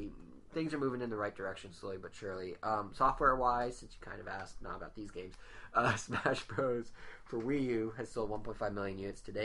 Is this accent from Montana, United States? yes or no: yes; Montana, United States; I did grow up in Montana